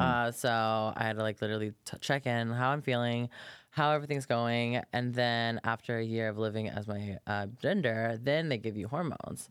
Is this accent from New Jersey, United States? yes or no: no; Polk County, Florida, United States; moved away; I'm from Florida originally. Actually, grew up on a farm